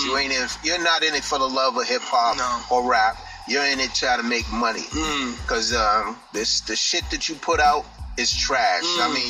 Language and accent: English; Boston, Massachusetts, United States; I'm from Mattapan. Born and raised.